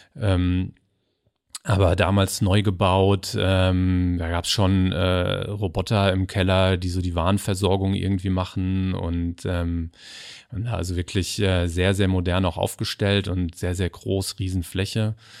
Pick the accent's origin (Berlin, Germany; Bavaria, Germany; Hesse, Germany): Hesse, Germany; Kriftel; also born or lived in Hamburg; ich wohne jetzt in, in Kriftel tatsächlich. Da bin ich auch groß geworden.